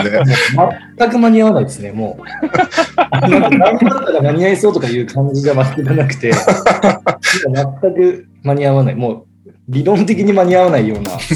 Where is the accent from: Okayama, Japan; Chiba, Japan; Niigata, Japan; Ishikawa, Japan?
Ishikawa, Japan; 地元まああのうちは石川県ですけど